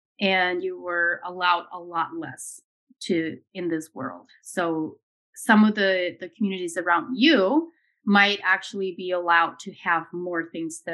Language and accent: English; Ohio, United States; I grew up in Ohio